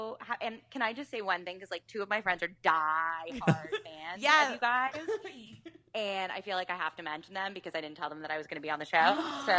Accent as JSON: {"language": "English", "country": "Canada"}